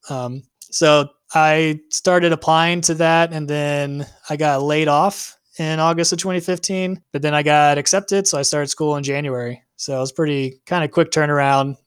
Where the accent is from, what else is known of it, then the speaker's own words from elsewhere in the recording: Houston, Texas, United States; also born or lived in Atlanta, Georgia; I was born and raised here in Houston